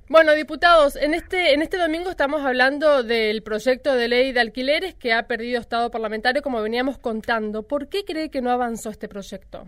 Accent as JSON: {"language": "Spanish", "region": "Chaco", "country": "Argentina", "moved": "yes", "lives_now": "Buenos Aires, Argentina", "said": "yo soy de Chaco y cuando vine a Capital Federal"}